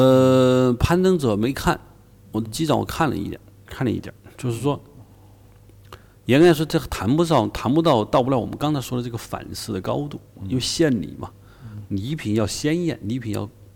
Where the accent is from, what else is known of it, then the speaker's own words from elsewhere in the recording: China; 我们这日军的暴行是暴行的话，我们中国人杀，但日本人、日本的军国主义不会把我们中华文明毁了，没有这个担心